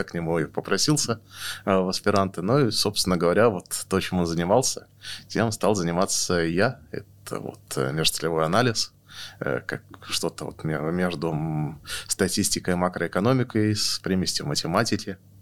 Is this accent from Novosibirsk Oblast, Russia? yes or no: yes; Novosibirsk, Novosibirsk Oblast, Russia; now in Moscow, Russia; я родился в Новосибирске